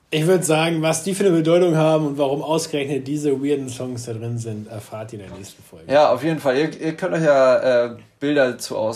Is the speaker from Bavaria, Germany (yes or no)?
no; Hamburg, Germany; Ich mit dem ganzen Schnaps. Achso, oder Mexikaner. Als Hamburger.